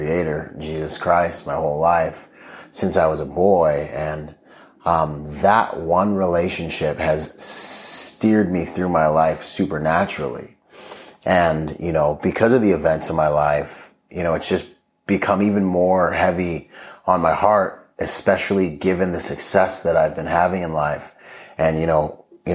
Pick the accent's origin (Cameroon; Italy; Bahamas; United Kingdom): Bahamas; moved away; also born or lived in Washington State; I grew up in the Bahamas